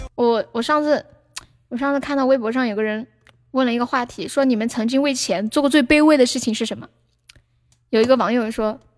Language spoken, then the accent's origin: Chinese; Sichuan, China; accent: Sichuanese; 用我们四川话说